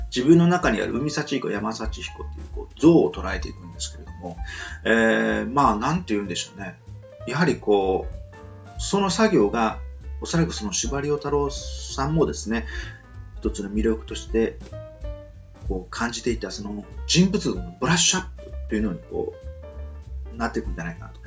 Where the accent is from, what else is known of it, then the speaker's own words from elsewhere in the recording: Nichinan, Miyazaki, Japan; now in Osaka, Japan; 僕は幸いその宮崎県の日南市にですね、こう少年時代を過ごして、今はま大阪にいる